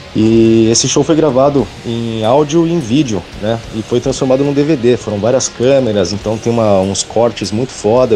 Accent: São Paulo, Brazil; eu sou é, da Zona Norte de São Paulo, né? E esse pessoal também. Então a gente já se conhece desde pivete

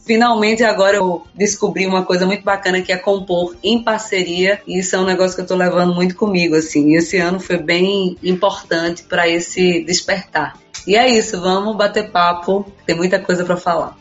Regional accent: Paraíba, Brazil; genuinamente nordestino, paraibano, claro, porque é daqui que eu sou, é de onde eu venho

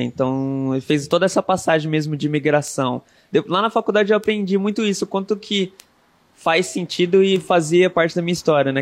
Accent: Brazil; also born or lived in Jockey, Zona Oeste; cresci cresci com os meus avós, assim, na, ali mesmo, no, aqui na Zona Oeste, no Jockey. E quando eu fiz uns 10 anos, eu mudei para morar com a minha mãe, lá na Zona Norte. E aí eu fiquei até os 20 e poucos lá.

